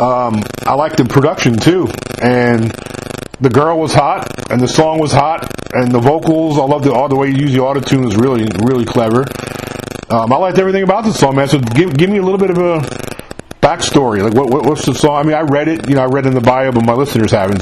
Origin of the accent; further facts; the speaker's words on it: New York, United States; moved away; I'm from New York myself, so I grew up I grew up up there.